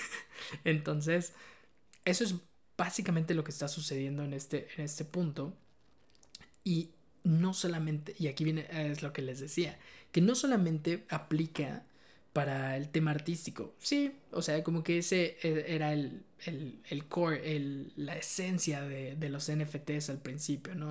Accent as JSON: {"language": "Spanish", "country": "Mexico", "said": "soy mexicano"}